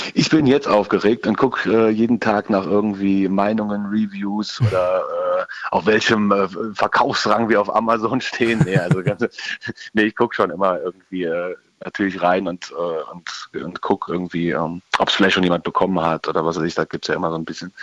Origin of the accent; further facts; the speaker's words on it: Ruppichteroth, North Rhine-Westphalia, Germany; first language German; Wir sind … aus Rot, was da ziemlich genau zwischen Köln und Bonn und dann etwas weiter ins Nirgendwo gelegen ist